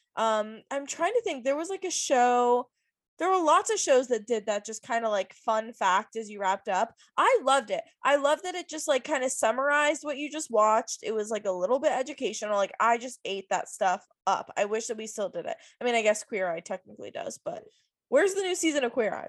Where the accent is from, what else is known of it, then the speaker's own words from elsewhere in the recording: Virginia Beach, Virginia, United States; I grew up in Virginia Beach